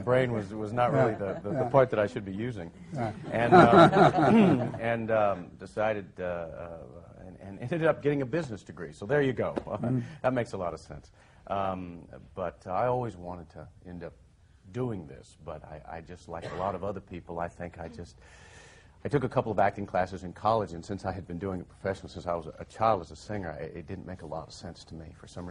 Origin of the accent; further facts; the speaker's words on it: South Florida, United States; I was raised in South Florida